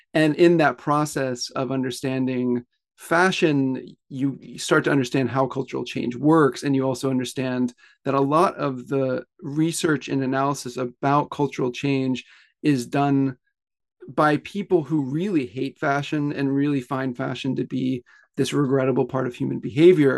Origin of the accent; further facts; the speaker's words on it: Pensacola, Florida, United States; moved away as an adult; now in Tokyo, Japan; I grew up in the South, mostly in Pensacola, Florida